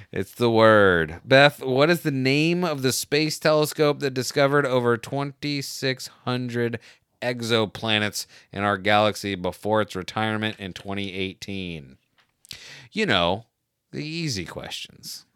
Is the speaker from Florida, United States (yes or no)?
yes; Florida, United States; I grew up in Florida